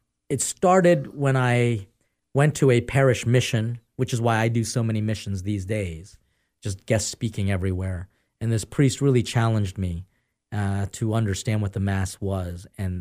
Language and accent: English; Philippines; The Philippines.